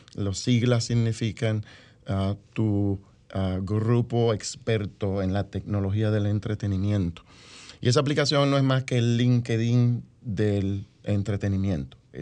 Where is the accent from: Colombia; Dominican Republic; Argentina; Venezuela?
Dominican Republic; now in United States